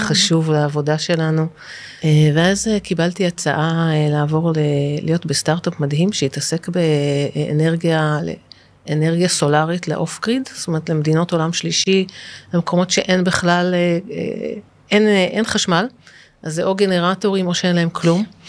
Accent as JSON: {"language": "Hebrew", "country": "Israel", "said": "אני קיבוצניקית באיזשהו מקום"}